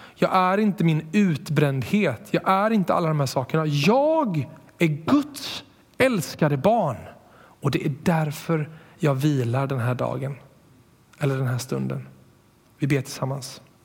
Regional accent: Borås, Västra Götaland, Sweden; jag är uppvuxen i Borås

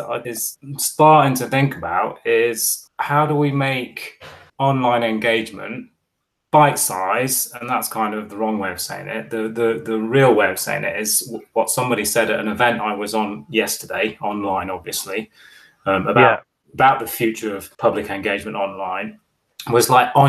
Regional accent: Bahrain; In fact, actually, I grew up in the Middle East in Bahrain, and Thursday was our last day of school.

